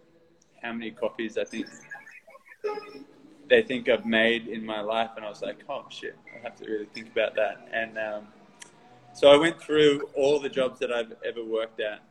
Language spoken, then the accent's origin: English; Newcastle, New South Wales, Australia; moved away as an adult; now in Sydney, Australia; when I moved to Sydney around 2008, because I'm from Newcastle originally